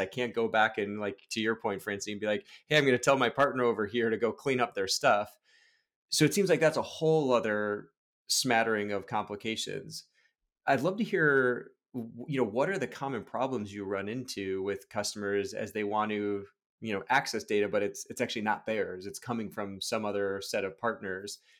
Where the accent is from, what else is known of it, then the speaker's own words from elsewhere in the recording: Chicago, Illinois, United States; now in Portland, United States; I'm a Chicagoan, so, like, you grow up just loving baseball, live out here in Portland, Oregon now